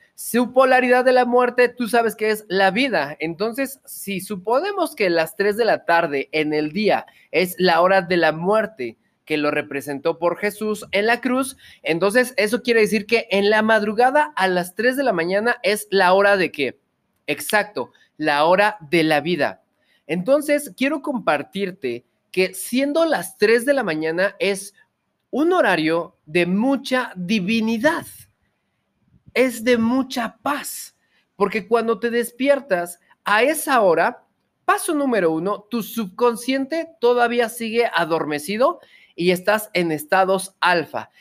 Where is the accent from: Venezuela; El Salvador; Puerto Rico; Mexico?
Mexico; Yo soy mexicano de corazón